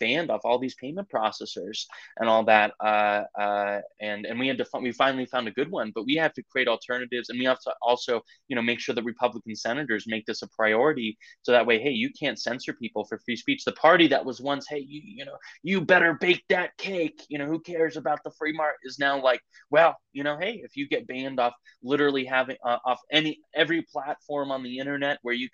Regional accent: Idaho, United States; moved away; also born or lived in London; I'm from Idaho originally

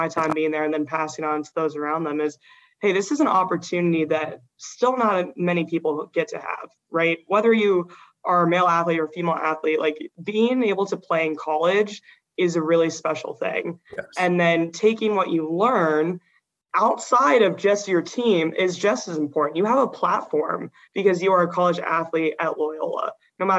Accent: Oregon, United States; moved away as an adult; growing up in Oregon, I was like, I want to leave Oregon.

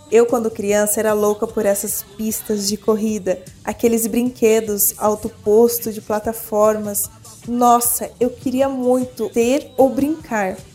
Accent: Avaré, São Paulo, Brazil; chegava da escola e dava voltas perto de casa, lá em Avaré, interior de São Paulo, onde eu nasci.

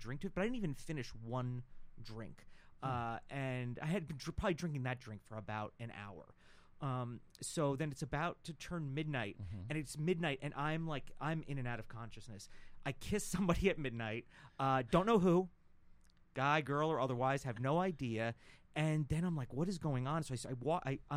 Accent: New York, United States; I'm from New York

